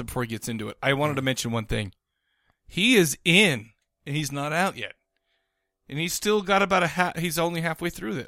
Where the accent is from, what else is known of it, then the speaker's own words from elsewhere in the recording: Farmington, Utah, United States; I grew up in Farmington